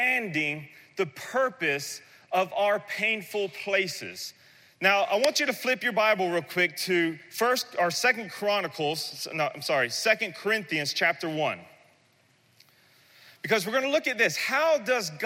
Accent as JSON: {"language": "English", "region": "the South", "country": "United States", "said": "I'm from the South, and I understand oysters because we have incredible oyster beds there"}